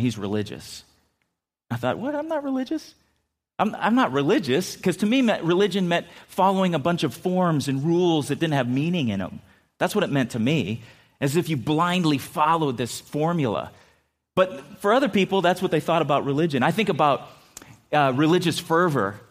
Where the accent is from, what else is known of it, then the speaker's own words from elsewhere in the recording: San Diego, California, United States; moved away; also born or lived in Minnesota; I grew up in San Diego